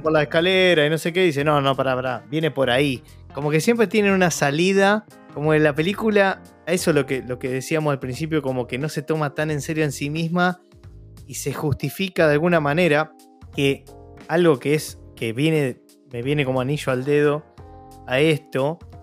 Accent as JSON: {"language": "Spanish", "country": "Argentina", "said": "nosotros que somos argentinos"}